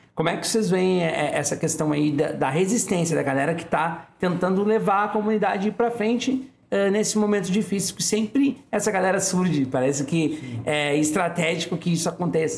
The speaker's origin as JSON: {"language": "Portuguese", "town": "Porto Alegre", "region": "Rio Grande do Sul", "country": "Brazil", "said": "eu sou da Bom Jesus"}